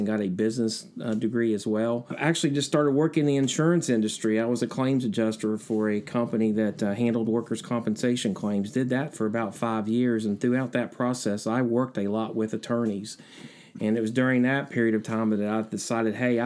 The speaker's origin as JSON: {"language": "English", "town": "Logan", "region": "West Virginia", "country": "United States", "tie": "born or raised there", "also_born_or_lived": "Huntington, West Virginia", "said": "I was born in a little town down in southern West Virginia named Dingus, near Logan"}